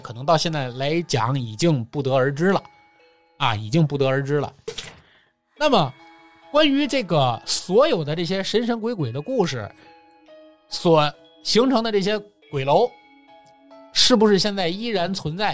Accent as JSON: {"language": "Chinese", "country": "China", "said": "我们中国人是讲究单数的这么一个民族"}